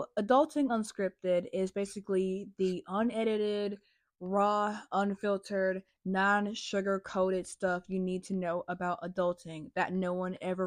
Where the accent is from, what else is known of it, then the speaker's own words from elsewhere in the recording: North Carolina, United States; I'm from North Carolina, unfortunately. I'm from a state where we just have a lot of cookouts and Bojangles. I was raised in a suburban slash rural country